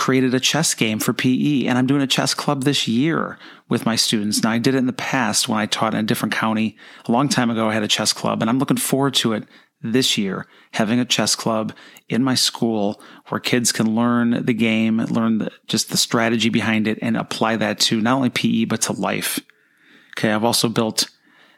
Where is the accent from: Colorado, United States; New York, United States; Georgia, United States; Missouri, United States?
New York, United States; Buffalo; moved away as an adult; now in Florida, United States; I came right out of college and taught down here in Florida, even though I grew up near Buffalo, New York